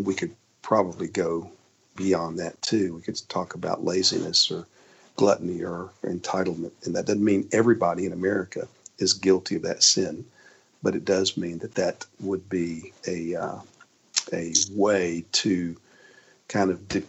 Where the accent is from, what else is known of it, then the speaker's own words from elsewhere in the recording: United States; we are complicit in that as American citizens living today.